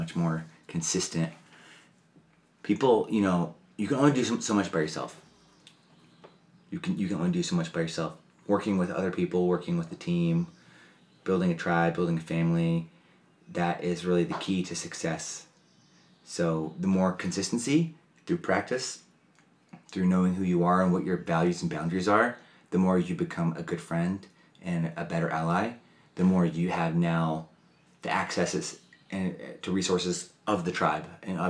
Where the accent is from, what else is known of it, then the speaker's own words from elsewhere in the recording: Georgia, United States; born there; also born or lived in Alabama / Florida / Mississippi / Tennessee; I was born in Georgia. So I've lived in Alabama, Georgia, Florida, Mississippi, and Tennessee.